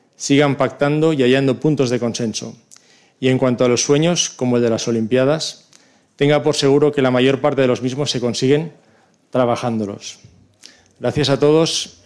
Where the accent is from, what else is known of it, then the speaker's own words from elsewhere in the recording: Barcelona, Catalonia, Spain; Como barcelonés